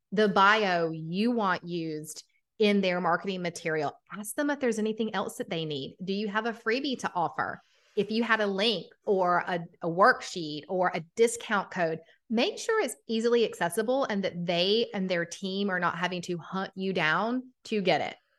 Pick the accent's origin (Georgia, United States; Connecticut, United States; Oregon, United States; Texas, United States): Georgia, United States; Atlanta; accent: Southern; I'm from Atlanta, Georgia. If you can't hear the Southern accent, it comes out quite often